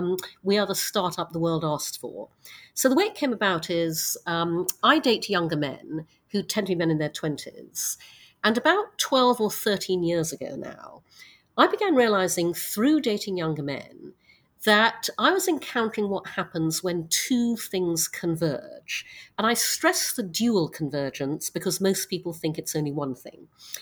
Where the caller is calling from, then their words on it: New York, United States; My pronouns are she, her, and I'm calling from Manhattan in New York.